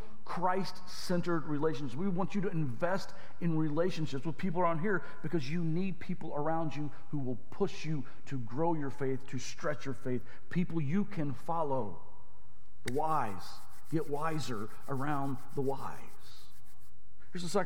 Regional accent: Arkansas, United States; I grew up in Arkansas.

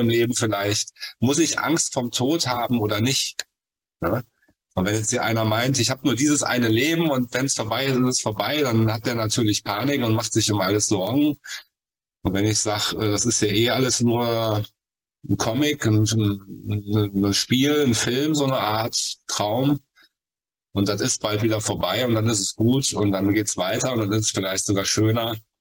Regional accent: Cologne, North Rhine-Westphalia, Germany; ich komme aus Köln

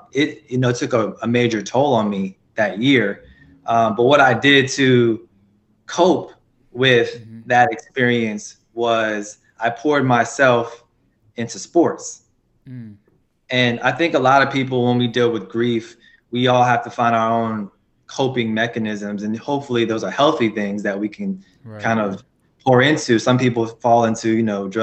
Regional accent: Petersburg, Virginia, United States; I'm actually from Petersburg, Virginia. I would probably say, in summary, only child raised by my grandmother

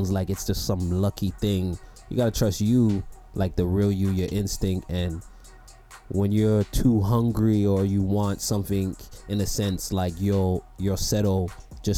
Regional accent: Toronto, Ontario, Canada; I'm from Toronto

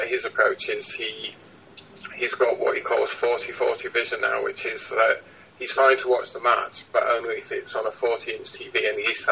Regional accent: Huddersfield, Yorkshire and the Humber, United Kingdom; now in Halifax, United Kingdom; I grew up in Huddersfield

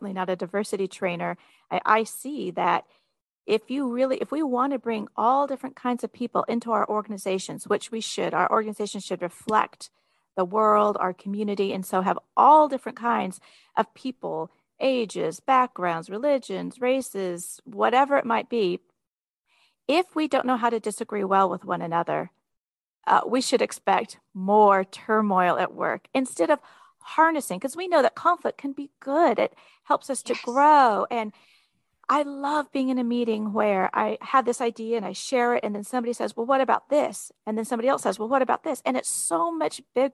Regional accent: West Coast, United States; also born or lived in the South (US); now in the South, United States; I'm from the West Coast. I live in the South.

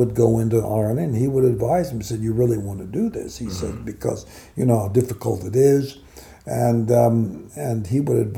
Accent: Los Angeles, California, United States; also born or lived in Baltimore; I was raised in Hollywood

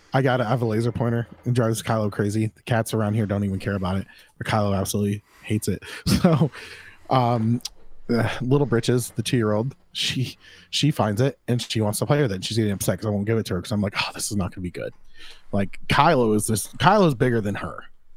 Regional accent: Florida, United States; I'm from Florida.

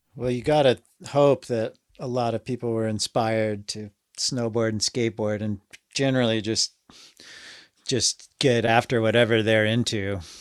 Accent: Anchorage, Alaska, United States; I'm from the hillside. I grew up in Glen Alps, so above the Chugoch State Park parking lot

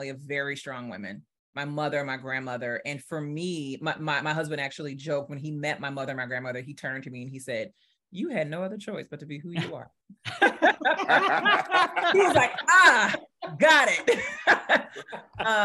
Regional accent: New Orleans, Louisiana, United States; I'm from New Orleans. So I went through Katrina.

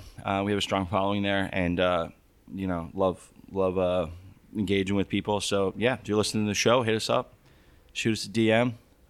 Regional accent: Tampa, Florida, United States; I grew up in Tampa, Florida, which is known for the Cuban sandwich.

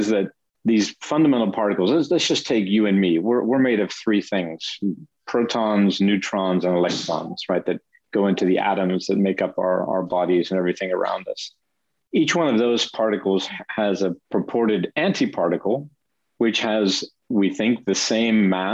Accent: United States; moved away as an adult; also born or lived in Denmark; now in Geneva, Switzerland; I'm an American, but I've been in Europe for 30 years or so

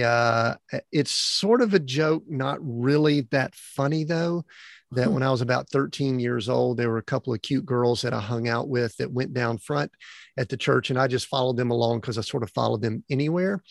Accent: Atlanta, Georgia, United States; born and raised in the Atlanta, Georgia area

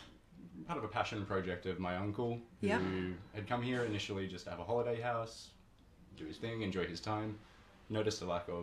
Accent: Australia; moved away as an adult; also born or lived in Canberra; now in Lisbon, Portugal; So I was born in Australia. I'm 27 years old. I've been living here for 10 years. No, living here for 5 years

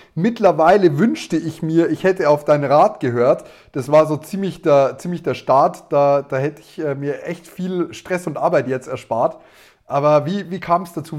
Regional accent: Neumarkt in der Oberpfalz, Bavaria, Germany; Wir sind beide aus Neumarkt in der Oberpfalz

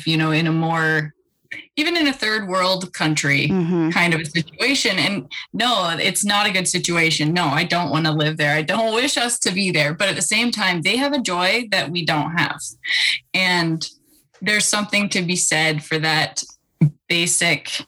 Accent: Idaho, United States; So I was born in Idaho and I was born into a family that was very outdoor focused

